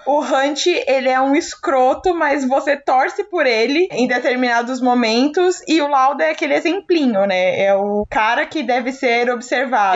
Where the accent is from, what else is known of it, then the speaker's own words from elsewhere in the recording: Brazil; Sou brasileira